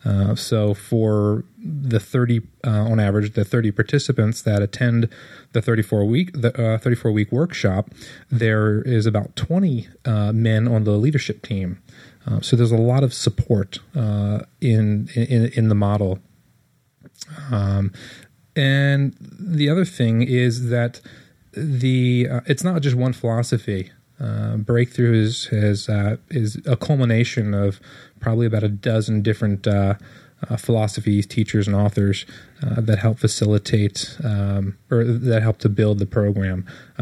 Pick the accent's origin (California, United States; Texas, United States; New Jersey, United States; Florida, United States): California, United States; Monterey